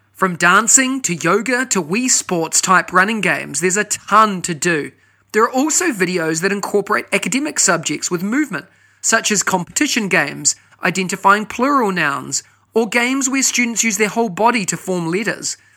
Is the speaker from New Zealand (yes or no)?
yes; New Zealand; now in Singapore; if I was back in New Zealand or, or my home country